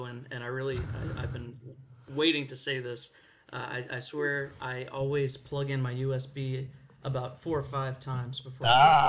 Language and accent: English; Texas, United States; I don't think there's anything related to growing up in Texas that might have led me to become an archaeologist.